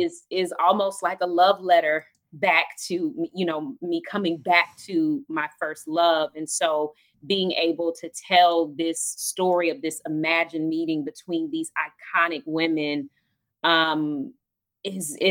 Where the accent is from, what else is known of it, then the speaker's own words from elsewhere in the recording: Atlanta, Georgia, United States; Atlanta, where I'm from, my hometown